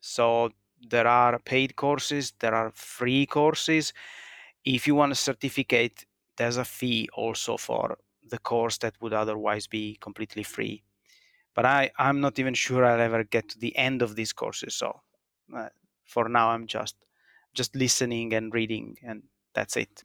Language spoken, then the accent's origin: English; Italy; born or raised there; now in Finland